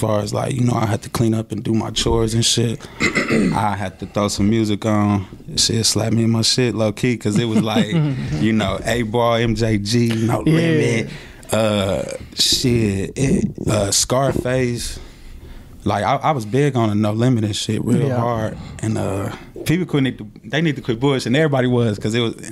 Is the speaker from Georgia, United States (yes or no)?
no; Milwaukee, Wisconsin, United States; Milwaukee, Wisconsin. Born and raised, nowhere else.